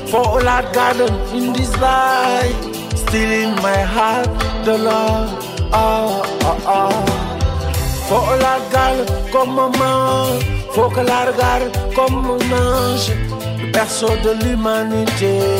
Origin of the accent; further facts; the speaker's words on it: Belgium; also born or lived in Senegal; Je suis né au Sénégal et adopté à la Belgique.